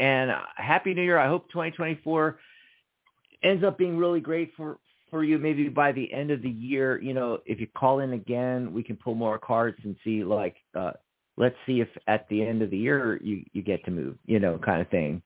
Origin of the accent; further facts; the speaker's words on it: Pennsylvania, United States; now in Arizona, United States; I'm from Pennsylvania